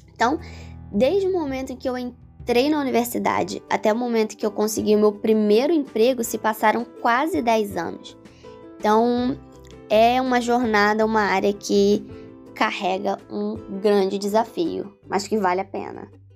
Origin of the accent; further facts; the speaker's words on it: Teresópolis, Rio de Janeiro, Brazil; moved away as an adult; also born or lived in Bahia; eu sou de Teresópolis, que é uma cidade serrana relativamente pequena